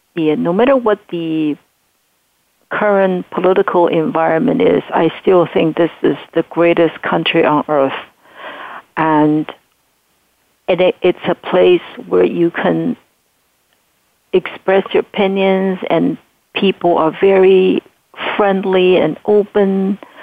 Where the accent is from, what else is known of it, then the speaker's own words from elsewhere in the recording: Taiwan; English is a second language; moved away as an adult; now in United States; I grew up in Taiwan during martial law